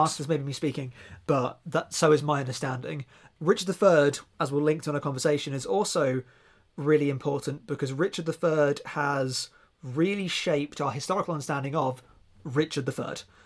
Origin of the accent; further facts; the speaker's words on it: near Reading, South East England, United Kingdom; accent: near Reading; my actual accent from being down near Reading